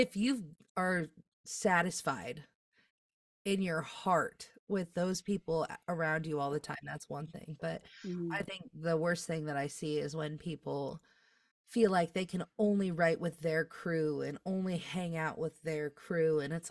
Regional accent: Midwest, United States; I feel like as a Midwesterner, you can probably relate to this.

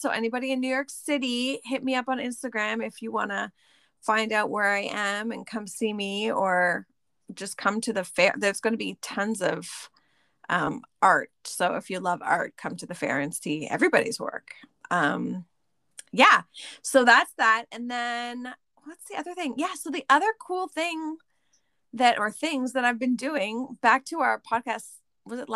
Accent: Canada; I'm Canadian, we're like the same age

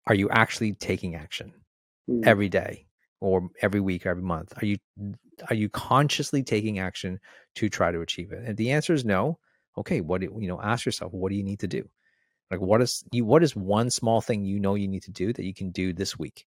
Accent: Toronto, Ontario, Canada; moved away as an adult; now in Australia; I'm from Toronto

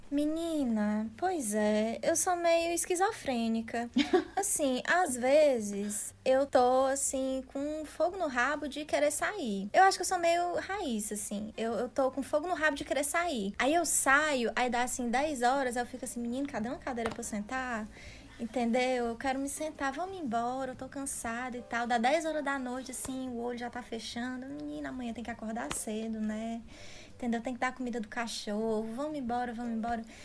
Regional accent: Northeast Region, Brazil; now in Netherlands; a gente aqui, né, do Nordeste, né? Maceió, Rio Grande do Norte, Ceará

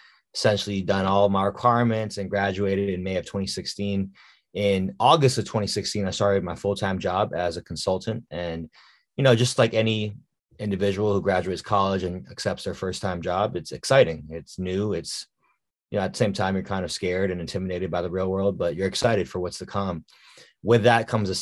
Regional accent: Washington, District of Columbia, United States; I am from the Washington, D.C. area, born and raised.

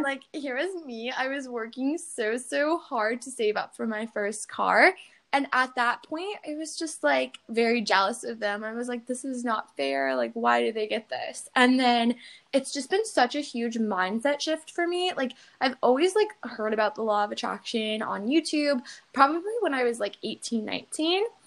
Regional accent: New York, United States; I'm from New York

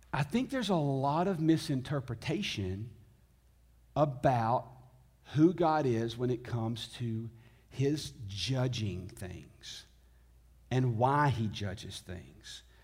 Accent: Tennessee, United States; I was born in the South. I was born in Tennessee. I was raised by Southern parents

